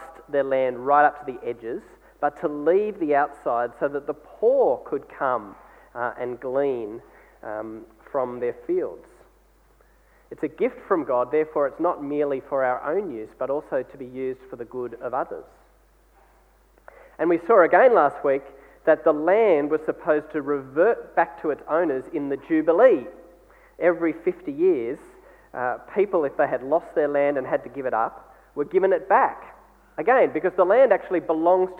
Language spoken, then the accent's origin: English; Australia; as Australian people